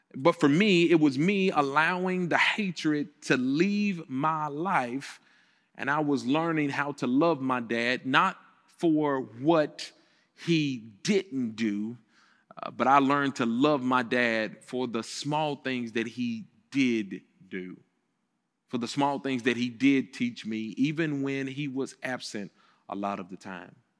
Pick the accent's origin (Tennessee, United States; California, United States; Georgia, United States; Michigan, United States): Tennessee, United States; Memphis; I grew up here in Memphis, Tennessee, so I came back home to Planet Church in the place where I grew up